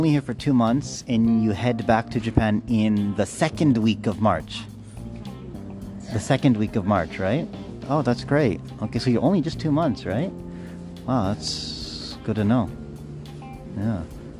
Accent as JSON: {"language": "English", "region": "Saskatchewan", "country": "Canada", "tie": "born or raised there", "moved": "yes", "said": "my hometown, Saskatchewan, which is best known for growing."}